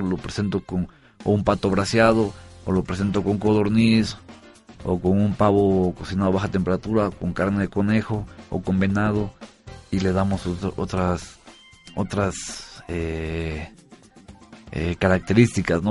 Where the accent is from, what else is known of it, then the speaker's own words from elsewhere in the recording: Oaxaca, Mexico; also born or lived in San Sebastián, Spain; los oaxaqueños siempre, yo siempre he dicho que somos muy a todo dar